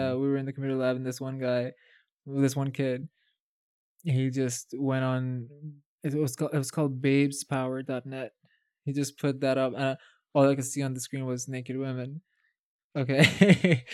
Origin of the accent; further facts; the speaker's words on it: Saudi Arabia; moved away; also born or lived in Palestine; I've been born and raised in Saudi Arabia